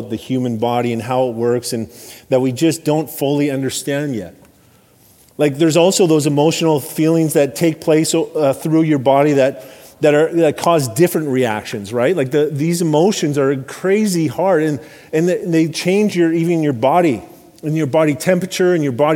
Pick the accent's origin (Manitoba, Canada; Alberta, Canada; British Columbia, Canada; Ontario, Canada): Alberta, Canada; I grew up in Alberta